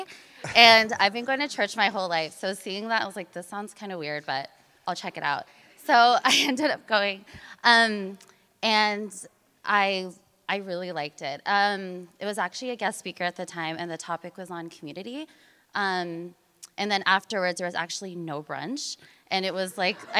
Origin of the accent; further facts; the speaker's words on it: Merced, California, United States; moved away as an adult; also born or lived in South Africa / Philippines / San Francisco / Oakland; I grew up in Merced, California.